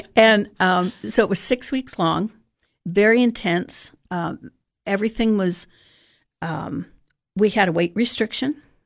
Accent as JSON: {"language": "English", "town": "Sarasota", "region": "Florida", "country": "United States", "tie": "born or raised there", "said": "I actually grew up in Sarasota, Florida."}